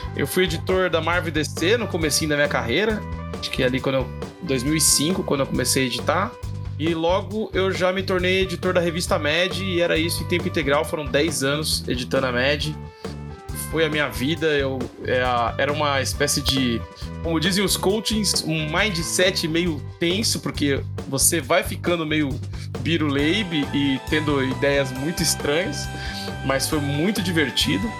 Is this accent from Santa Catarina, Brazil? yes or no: no; São Paulo, Brazil; also born or lived in São Bernardo do Campo; eu sou de São Mateus, aqui em São Paulo, é da periferia da Zona Leste.